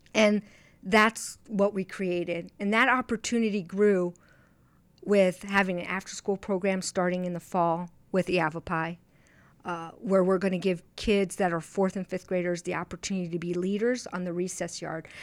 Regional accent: East Coast, United States; moved away as an adult; also born or lived in Brazil; now in Arizona, United States; growing up in the East Coast

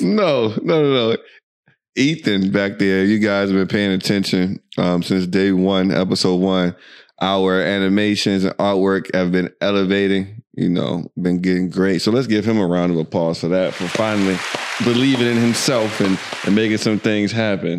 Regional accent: United States; accent: American; moved away as an adult; now in Dubai, United Arab Emirates; you can tell by our accent and all this other stuff that we are American

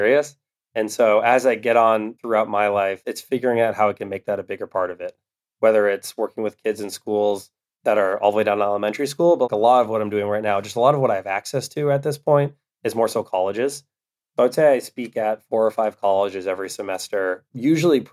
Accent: Westwood, Massachusetts, United States; Manny's from Wellesley, I'm from Westwood. So we grew up 15 minutes apart

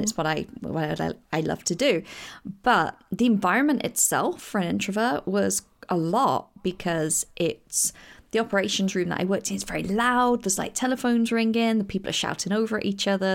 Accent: England, United Kingdom; I am coming from England

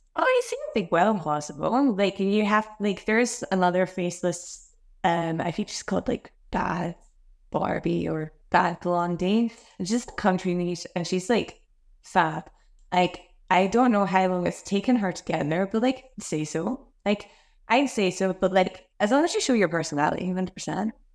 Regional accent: Glasgow, Scotland, United Kingdom; now in Australia; I grew up, um, I grew up in Scotland, Glasgow

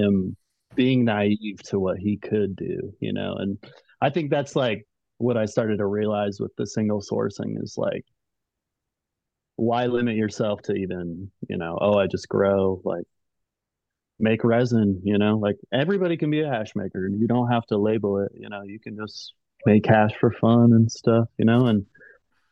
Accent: Colorado, United States; moved away as an adult; also born or lived in Central America; now in Oregon, United States; Colorado where I'm originally from

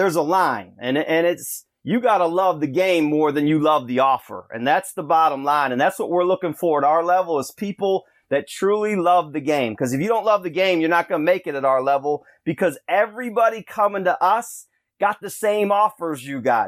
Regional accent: Rochester, New York, United States; moved away; I'm from Russian Ryata, uh, in Rochester there

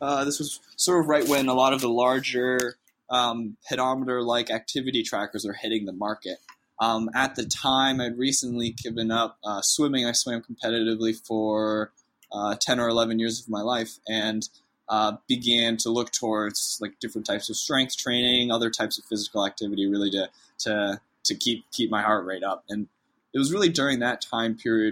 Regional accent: north of Boston, Massachusetts, United States; moved away as an adult; now in Austin, United States; I'm originally from the New England area. I was born and raised right north of Boston

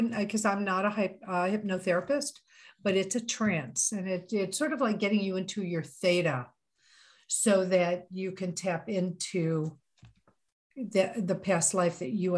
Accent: Missouri, United States; You know, it's always like that Missouri thing, you know, I'm from Missouri, show me.

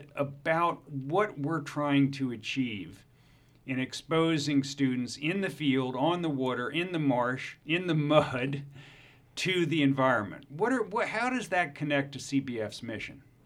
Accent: Baltimore, Maryland, United States; the famous Baltimore Polytechnic Institute from my hometown in Baltimore

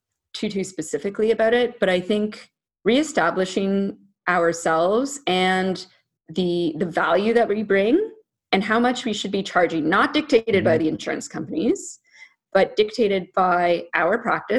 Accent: Ottawa, Ontario, Canada; also born or lived in Alexandria, Virginia, United States; I was born in Virginia. Uh-huh. Okay. Yeah. And then I grew up in Ottawa, which is Canada's capital.

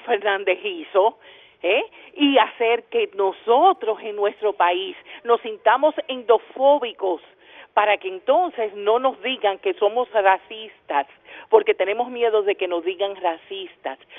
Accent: Dominican Republic; Yo solamente soy dominicana

